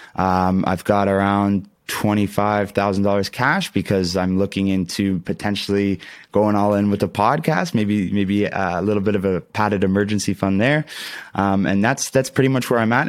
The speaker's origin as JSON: {"language": "English", "region": "Ontario", "country": "Canada", "said": "I'm, I'm from Canada"}